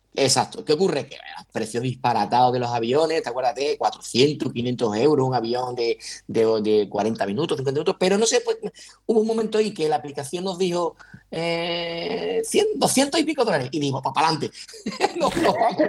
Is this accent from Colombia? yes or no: no; Huelva, Andalusia, Spain; yo sabes que soy de Huelva y vivo en Huelva